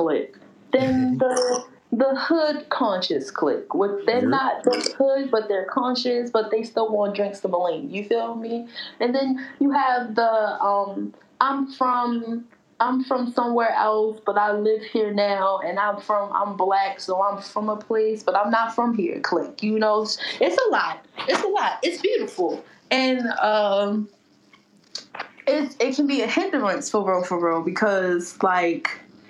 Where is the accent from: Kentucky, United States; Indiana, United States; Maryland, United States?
Maryland, United States; Baltimore; I'm a Baltimore dummy.